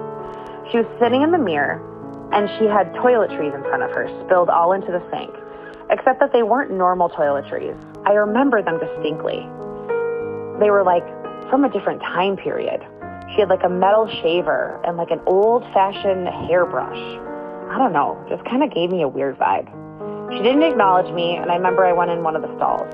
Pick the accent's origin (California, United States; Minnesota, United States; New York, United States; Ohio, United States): Minnesota, United States; I'm in eighth grade, and I'm from Minnesota